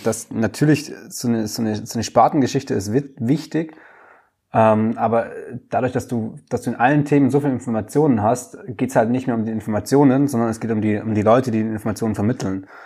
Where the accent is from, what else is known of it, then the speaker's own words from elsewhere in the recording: Stuttgart area, Baden-Württemberg, Germany; ich wohne ja gerade noch in Stuttgart